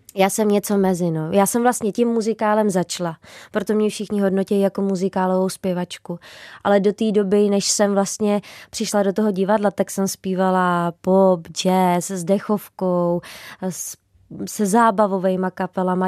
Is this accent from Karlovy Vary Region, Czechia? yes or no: no; Trutnov, Hradec Králové Region, Czechia; also born or lived in Podkrkonoší / Prague; já jsem se narodila v Trutnově